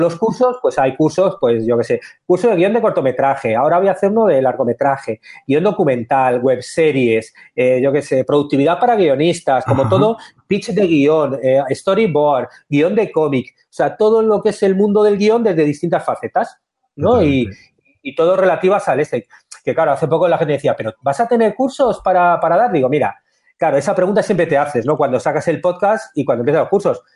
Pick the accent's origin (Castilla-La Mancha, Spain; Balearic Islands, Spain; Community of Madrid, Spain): Community of Madrid, Spain; Madrid; moved away as an adult; now in Montevideo, Uruguay; yo soy madrileño, vivía en Madrid